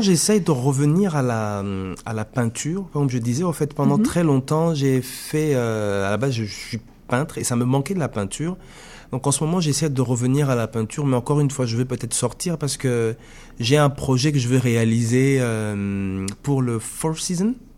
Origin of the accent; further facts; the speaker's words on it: DR Congo; moved away as an adult; also born or lived in France; now in Quebec, Canada; en partant du Congo pour aller en France, oui, je suis congolais, mais je suis aussi le congolais qui est né dans les années 80